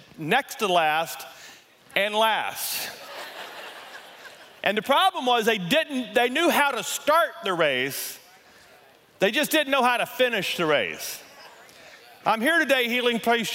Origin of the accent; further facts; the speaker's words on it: Louisiana, United States; moved away as an adult; now in Colorado, United States; We're both from Louisiana